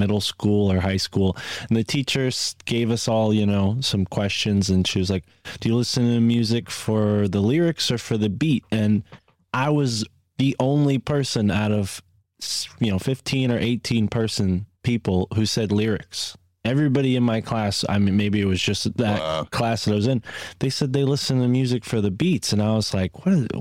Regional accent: East Coast, United States; accent: East Coast; my East Coast accent

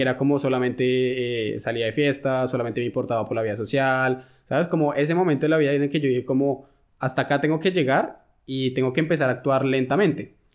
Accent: Colombia; moved away as an adult; now in Germany; lo que yo he vivido, lo que se puede vivir en, Colombia

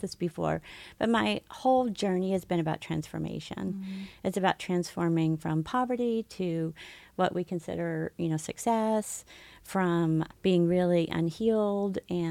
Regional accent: Arkansas, United States; moved away as an adult; now in Dallas, United States; I grew up in Arkansas and ended up in Dallas probably 22 years ago.

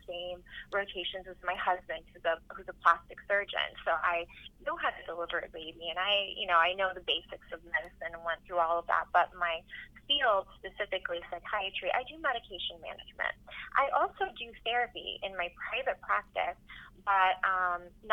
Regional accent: Orange County, California, United States; also born or lived in Omaha, Nebraska / Los Angeles; I was born and raised in Orange County, went to undergrad at UCI, like so many Persians

